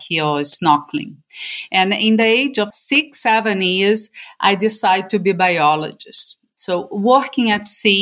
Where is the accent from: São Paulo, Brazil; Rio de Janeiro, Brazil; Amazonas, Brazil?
Rio de Janeiro, Brazil; moved away as an adult; now in Norway; I am from Brazil. And at the moment, well, since 2013, I live in Norway, in a small island